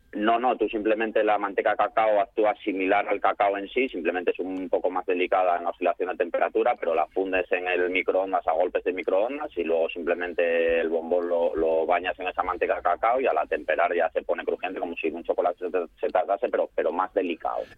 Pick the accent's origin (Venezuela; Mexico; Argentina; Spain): Spain; Salinas, Asturias; yo soy de Salinas, que estoy aquí cerca